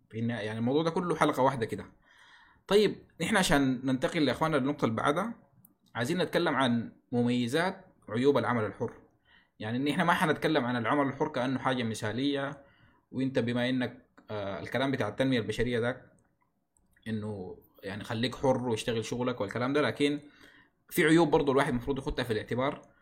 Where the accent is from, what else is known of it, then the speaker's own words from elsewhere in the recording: Sudan; ما في تسعير واضح عندنا في السودان للخرط